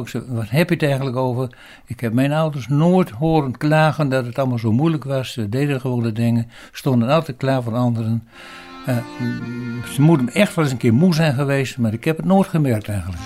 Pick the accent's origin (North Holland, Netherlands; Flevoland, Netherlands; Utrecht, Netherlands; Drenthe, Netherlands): Drenthe, Netherlands; Eelde; Ik ben geboren in Eelde, aan, midden in het bos in de Vosbergen. Dat was al heel lang geleden, in 1936.